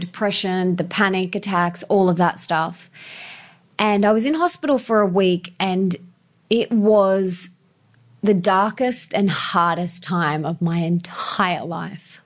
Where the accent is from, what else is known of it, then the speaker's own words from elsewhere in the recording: Brisbane, Queensland, Australia; I was born and bred in Brisbane.